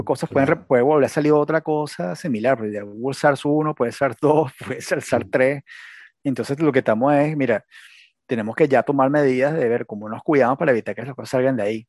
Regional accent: Venezuela; moved away as an adult; also born or lived in United States; yo me fui de Venezuela a Estados Unidos cuando estaba Obama

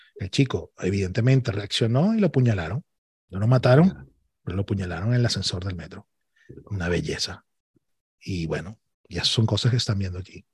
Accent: Venezuela; moved away as an adult; now in Barcelona, Spain; yo soy venezolano

